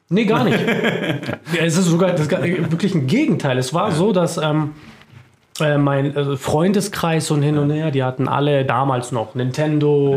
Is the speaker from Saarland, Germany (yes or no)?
no; Munich, Bavaria, Germany; moved away as an adult; also born or lived in Augsburg area; now in near Augsburg, Germany; Ich bin äh, Münchner Kindl, äh, bin in München geboren